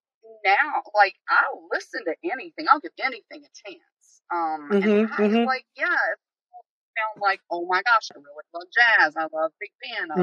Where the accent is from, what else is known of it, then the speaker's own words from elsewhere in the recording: Boston, Massachusetts, United States; also born or lived in Roanoke, Virginia; I was raised in Boston.